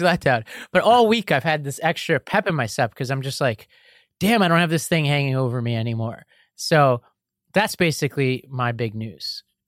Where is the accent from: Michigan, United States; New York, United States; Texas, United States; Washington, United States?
New York, United States; New York City; I grew up in Staten Island